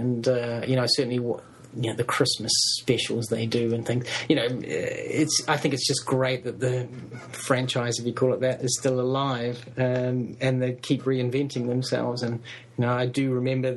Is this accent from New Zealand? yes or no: yes; New Zealand; I'm a New Zealander